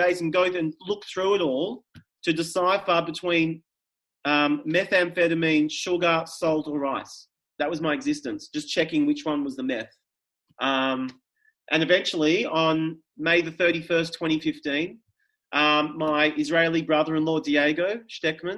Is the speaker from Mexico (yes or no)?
no; Melbourne, Victoria, Australia; I grew up in Melbourne, Victoria. I grew up in Toorak